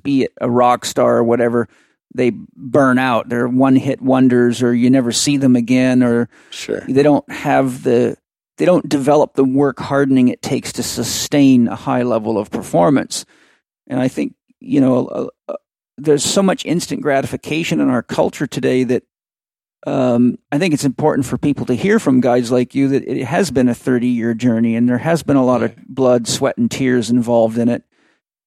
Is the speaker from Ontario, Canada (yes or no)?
no; Vancouver Island, British Columbia, Canada; I'm from Vancouver Island in the middle of nowhere.